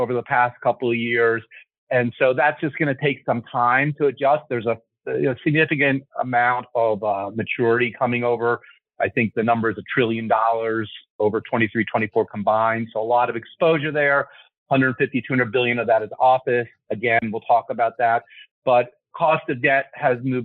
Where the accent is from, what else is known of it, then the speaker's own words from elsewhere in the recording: Lower Moreland, outside Philadelphia, Pennsylvania, United States; High school outside of Philadelphia, Lower Moreland